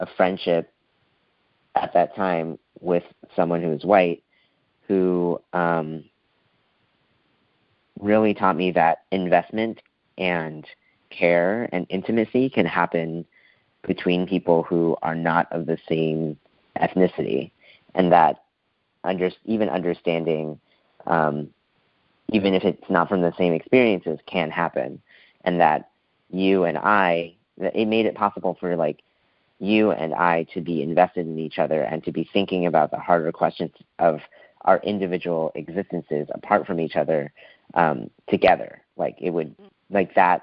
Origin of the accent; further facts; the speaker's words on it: Midwest, United States; I am from the Midwest